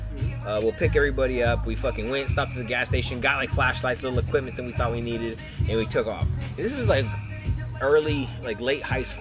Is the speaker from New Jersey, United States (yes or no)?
no; Fort Worth, Texas, United States; I'm from Fort Worth, Texas.